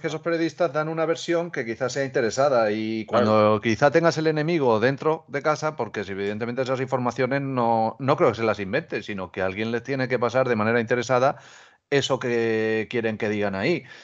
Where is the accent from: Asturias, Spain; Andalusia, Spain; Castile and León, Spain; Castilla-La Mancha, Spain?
Castilla-La Mancha, Spain; Albacete; soy de Albacete